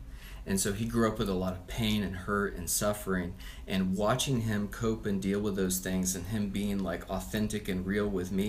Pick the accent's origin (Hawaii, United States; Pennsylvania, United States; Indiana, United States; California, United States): Pennsylvania, United States; So originally, I'm from Pennsylvania.